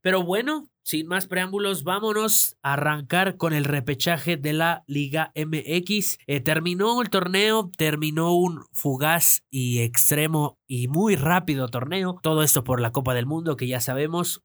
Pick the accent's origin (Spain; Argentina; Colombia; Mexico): Mexico; como mexicanos